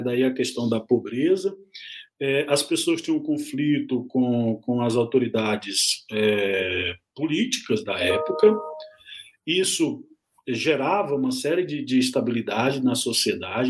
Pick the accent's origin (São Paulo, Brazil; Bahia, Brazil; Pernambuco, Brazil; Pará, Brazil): Pará, Brazil; south of Pará state, Brazil; moved away; estado do Pará, que é lá o estado de onde eu venho, né, é natural do, do, de, do sul do estado do Pará